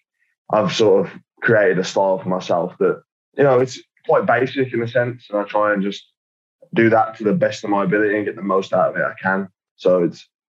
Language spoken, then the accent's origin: English; United Kingdom; I am British